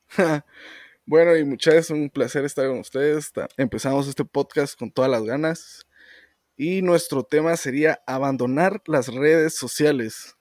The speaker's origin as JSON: {"language": "Spanish", "country": "Guatemala", "said": "Mucha, muchas de nuestra gente, nuestro pueblo, mm. tiene ciertas actitudes que toda Guatemala tiene"}